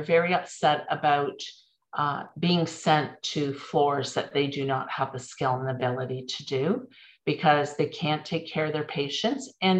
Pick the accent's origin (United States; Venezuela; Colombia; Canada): Canada; And as a Canadian, we've always been proud of our healthcare system